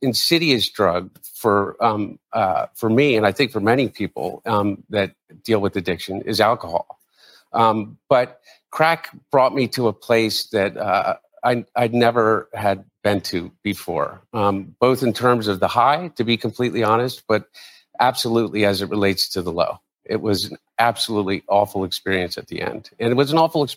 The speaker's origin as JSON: {"language": "English", "town": "Wilmington", "region": "Delaware", "country": "United States", "tie": "born or raised there", "said": "my brother and I, we grew up in Wilmington"}